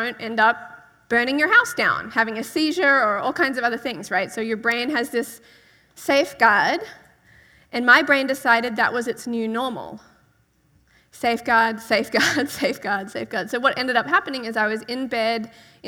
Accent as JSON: {"language": "English", "country": "Australia", "said": "I'm from Australia."}